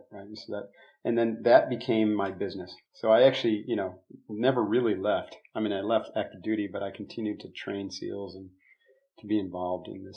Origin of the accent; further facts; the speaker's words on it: upstate New York, United States; moved away; I'm from New York. I live, you know, my family of origin, I should say, is upstate New York near Lake Placid